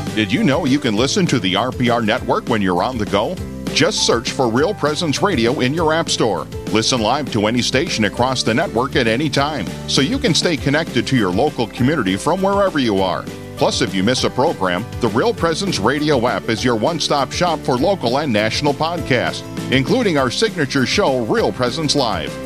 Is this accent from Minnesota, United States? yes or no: yes; Minnesota, United States; moved away as an adult; also born or lived in San Diego, California; I was from Minnesota